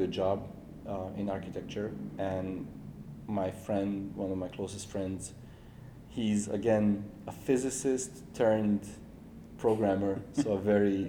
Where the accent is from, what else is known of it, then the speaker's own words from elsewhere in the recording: Serbia; moved away as an adult; now in Seoul, South Korea; from Serbia